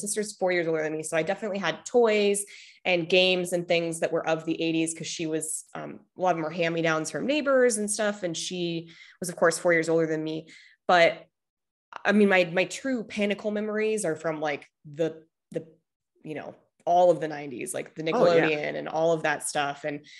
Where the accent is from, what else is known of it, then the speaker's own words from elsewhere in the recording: Midwest, United States; I say words weird all the time because I'm originally from the Midwest.